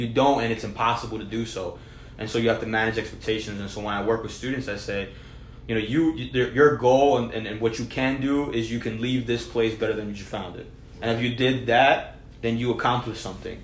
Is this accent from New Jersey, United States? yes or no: yes; New Jersey, United States; I was born and raised in New Jersey